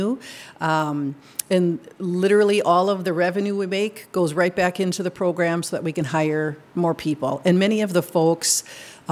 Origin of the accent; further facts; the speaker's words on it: Minnesota, United States; moved away as an adult; now in Madison, United States; I'm from Minnesota. I came to Madison to go to grad school